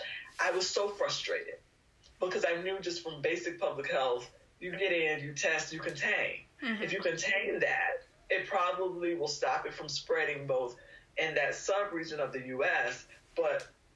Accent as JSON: {"language": "English", "region": "Texas", "country": "United States", "tie": "born or raised there", "also_born_or_lived": "Indiana", "said": "I grew up in Texas. For undergrad, I went to a state school, University of Houston, and for graduate school, I went to Indiana University"}